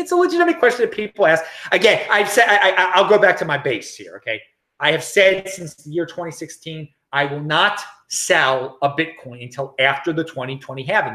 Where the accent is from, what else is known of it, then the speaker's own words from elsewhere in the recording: Baltimore, Maryland, United States; moved away as an adult; I am from Baltimore originally